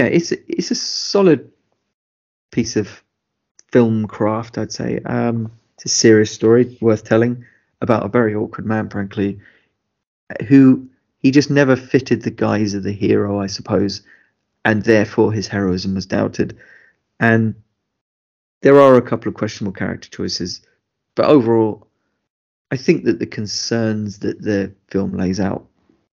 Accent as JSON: {"language": "English", "country": "United Kingdom", "said": "as British people"}